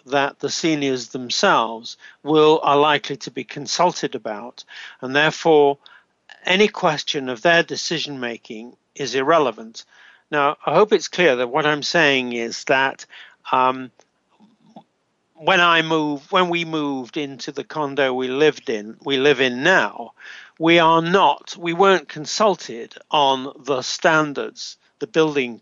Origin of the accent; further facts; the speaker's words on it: United Kingdom; now in Canada; as we British